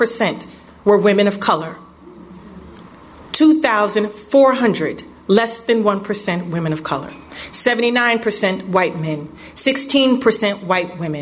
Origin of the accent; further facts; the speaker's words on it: Chicago, Illinois, United States; I lived at 624 West Division in the Cabrini-Green Public Housing Project